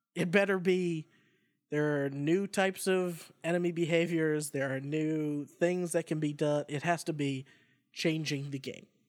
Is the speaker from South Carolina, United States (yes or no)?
no; Boston, Massachusetts, United States; moved away; It's in my hometown, and then it's an excuse to go home if I'm not home already.